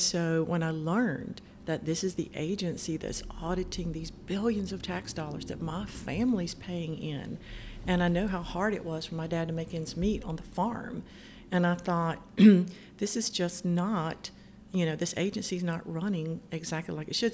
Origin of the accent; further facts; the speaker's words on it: Cove City, North Carolina, United States; I grew up on a farm um, in Route 1 Cove City. That's right outside of New Bern